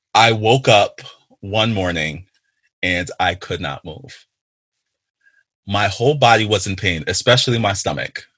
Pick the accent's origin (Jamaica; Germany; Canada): Jamaica; I am a Jamaican